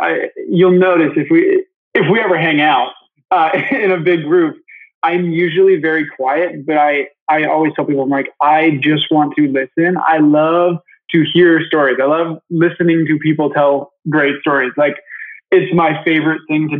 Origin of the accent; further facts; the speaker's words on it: Michigan, United States; I grew up in Michigan. I'm actually here right now